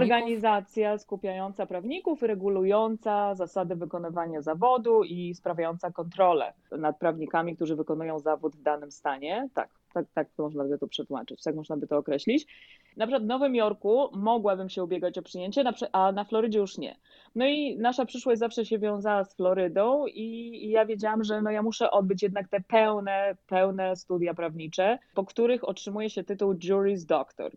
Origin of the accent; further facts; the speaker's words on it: Poland; moved away as an adult; now in Florida, United States; ja przyjechałam z Polski, ja odbyłam całą swoją dotychczasową edukację w Polsce